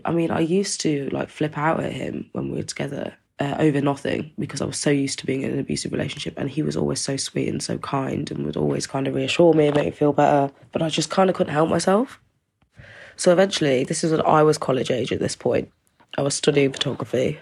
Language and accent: English; East Midlands, United Kingdom; I'm from the East Midlands in England